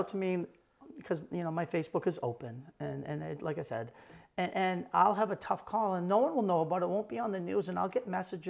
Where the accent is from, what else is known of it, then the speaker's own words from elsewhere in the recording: South Portland, Maine, United States; I grew up in the Village in South Portland.